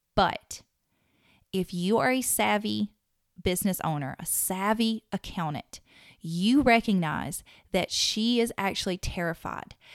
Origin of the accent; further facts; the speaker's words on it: the South, United States; accent: southern; my southern accent